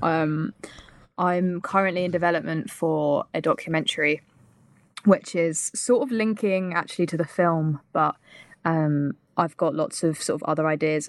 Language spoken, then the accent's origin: English; United Kingdom; accent: British; as a British person